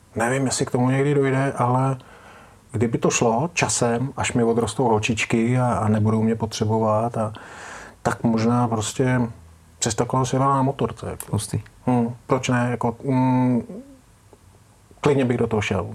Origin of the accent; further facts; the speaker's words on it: Czechia; jsme Češi